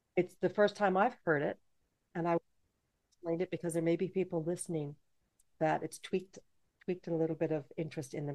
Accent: Canada; also born or lived in Jamaica; I'm from Jamaica, but I was raised in Canada

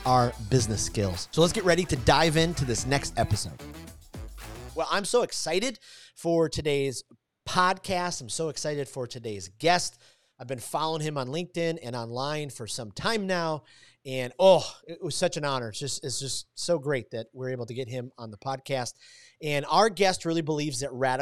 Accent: Detroit, Michigan, United States; I grew up in Detroit, so not far from Ann Arbor, Michigan

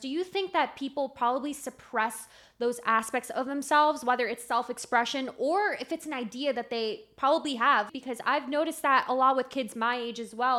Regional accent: Miami, Florida, United States; I was born in Miami

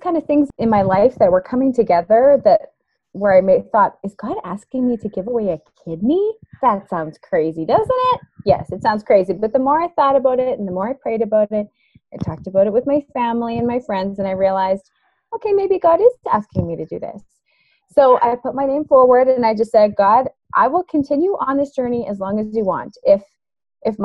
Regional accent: Canada; I'm from Canada

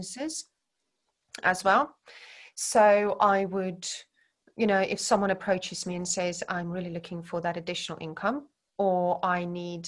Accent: Centurion, Gauteng, South Africa; moved away as an adult; now in Herefordshire, United Kingdom; growing up where I grew up in South Africa

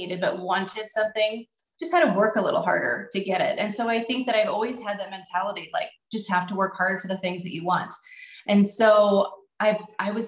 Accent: Nebraska, United States; We're from Nebraska, so agriculture is a big thing here.

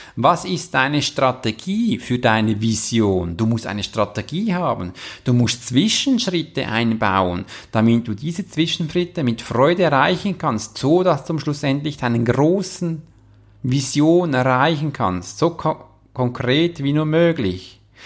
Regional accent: Switzerland; wir als Schweizer

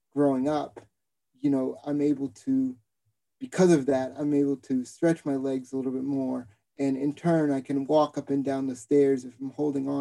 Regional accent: Boston, Massachusetts, United States; growing up in Boston

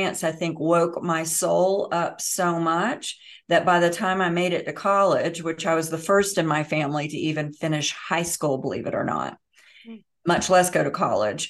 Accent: Bible Belt, the South, United States; I was raised in the South in the Bible Belt

